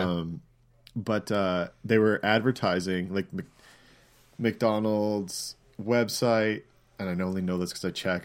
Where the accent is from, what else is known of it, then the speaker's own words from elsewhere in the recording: Canada; accent: Canadian; moved away; also born or lived in United States; my Canadian accent